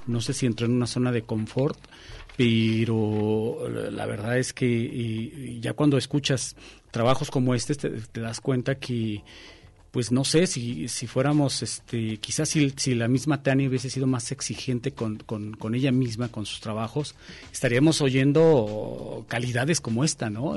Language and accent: Spanish; Mexico; los mexicanos